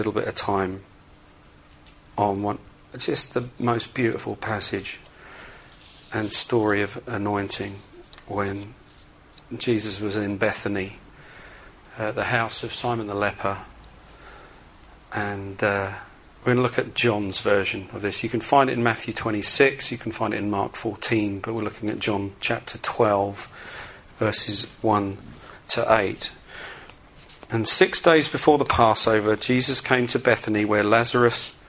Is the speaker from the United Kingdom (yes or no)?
yes; England, United Kingdom; I'm pretty English.